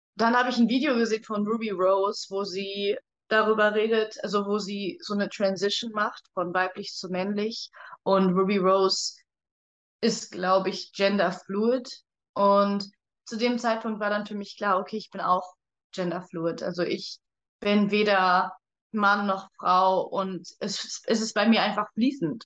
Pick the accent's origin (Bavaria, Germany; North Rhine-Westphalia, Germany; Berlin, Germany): North Rhine-Westphalia, Germany; Cologne area; ich komme aus dem Raum Köln